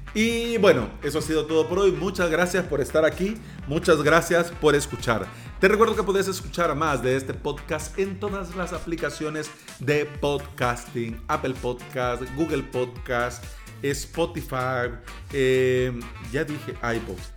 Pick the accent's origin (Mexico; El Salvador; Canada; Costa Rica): El Salvador; mismo país, de la tierra de las pupusas y del atol